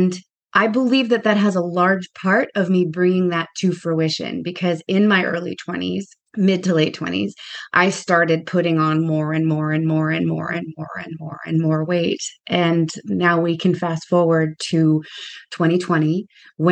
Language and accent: English; Southern California, United States; moved away as an adult; now in New York, United States; I am originally from Southern California. I grew up there. And then I moved to New York when I was in my early 30s.